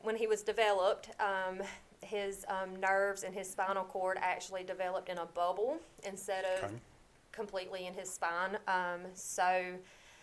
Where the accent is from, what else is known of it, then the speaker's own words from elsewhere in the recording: Lyons, Georgia, United States; I'm from Lyons, Georgia